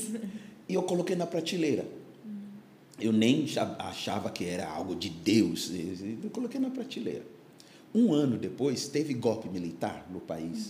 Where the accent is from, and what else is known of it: Ghana; Portuguese is a second language; moved away as an adult; now in Brazil